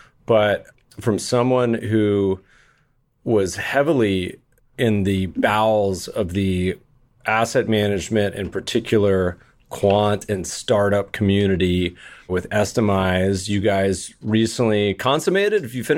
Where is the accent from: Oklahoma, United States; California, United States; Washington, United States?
California, United States; Manhattan Beach; somebody said, where are you from? I said, Manhattan Beach. And he said, oh, New York City. I said, no, what are you talking about? Manhattan Beach, California.